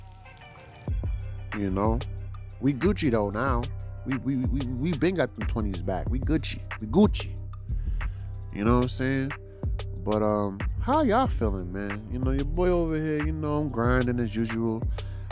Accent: United States; I was, you know, born in America. So because I'm American

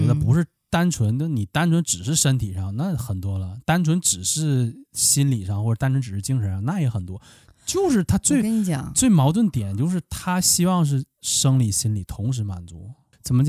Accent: Liaoning, China; 那我就我是辽宁的，哎，我就找辽宁的陪玩

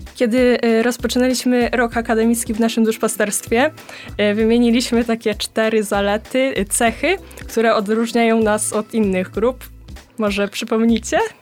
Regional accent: Rożdżały, Poland; z Rożdżał, córka Krzysztofa.

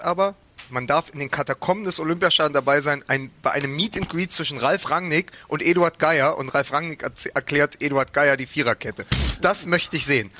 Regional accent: Berlin, Germany; als, als Berliner

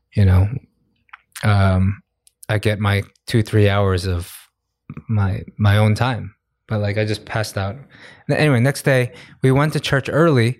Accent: United States; I'm American

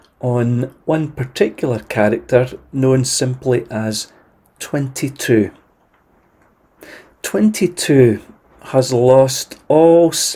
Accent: Glasgow, Scotland, United Kingdom; moved away as an adult; now in Arbroath, United Kingdom; I was from Glasgow, of course, and it seemed natural enough to me that I would minister there

